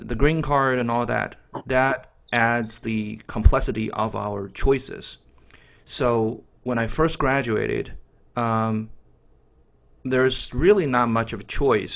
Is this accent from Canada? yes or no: no; China; English is a second language; moved away as an adult; now in Florida, United States; my major back in college was English literature when I was in China.